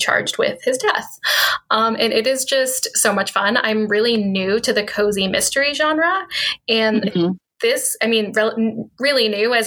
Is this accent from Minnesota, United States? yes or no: no; Redmond, Washington, United States; I grew up in Redmond.